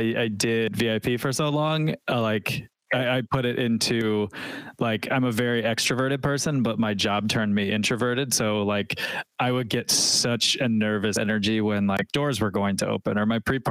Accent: Nashville, Tennessee, United States; I'm from Nashville

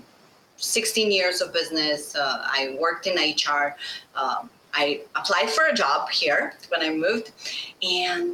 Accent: Slovenia; first language Bosnian; English is a second language; moved away; also born or lived in Sweden; My parents are from Bosnia. I'm from Slovenia. I'm born in Slovenia

